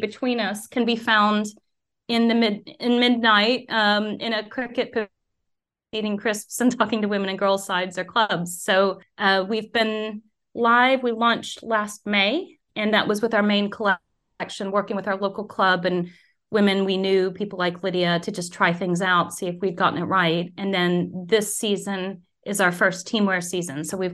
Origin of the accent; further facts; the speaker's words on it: United States; moved away as an adult; now in United Kingdom; growing up in the US